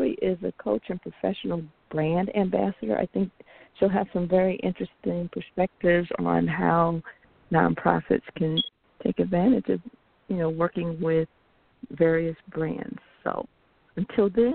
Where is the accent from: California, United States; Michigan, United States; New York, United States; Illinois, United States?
Illinois, United States; Chicago; I'm from Chicago.